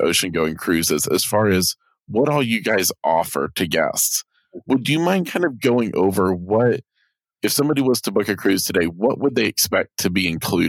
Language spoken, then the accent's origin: English; the South, United States; because I'm from the South